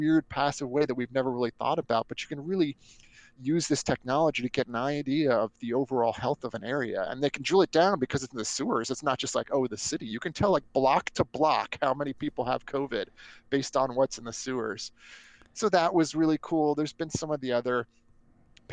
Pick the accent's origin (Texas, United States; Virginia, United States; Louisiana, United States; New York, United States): Virginia, United States; Northern; born or raised there